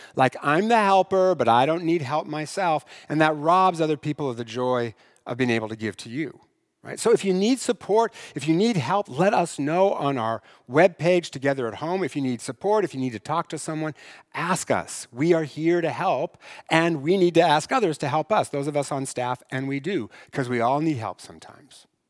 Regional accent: Eastern Washington, United States; I grew up in Eastern Washington

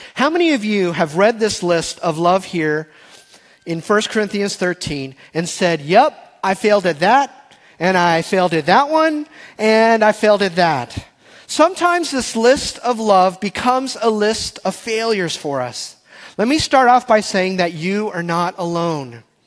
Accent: Texas, United States; I was born and raised in Texas. My first words were y'all and barbecue

